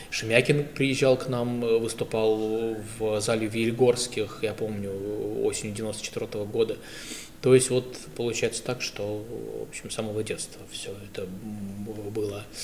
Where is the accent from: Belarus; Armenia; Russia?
Russia; Saint Petersburg; я вырос на э, гражданке.